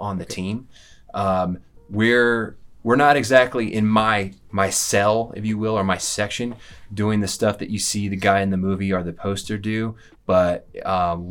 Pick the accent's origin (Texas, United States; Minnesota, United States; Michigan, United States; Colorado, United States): Colorado, United States; also born or lived in Denver, Colorado; I am a born and raised in Colorado